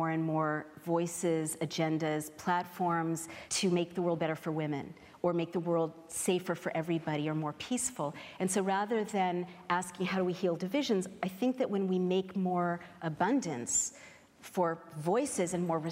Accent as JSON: {"language": "English", "town": "San Francisco", "region": "California", "country": "United States", "tie": "born or raised there", "moved": "yes", "said": "I grew up in San Francisco in a place where everybody was every gender all at once"}